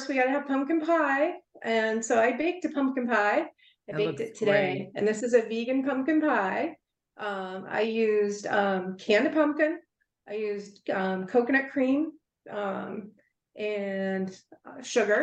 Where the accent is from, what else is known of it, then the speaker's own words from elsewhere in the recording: the South, United States; I'm from the South, so we make a cornbread dressing every year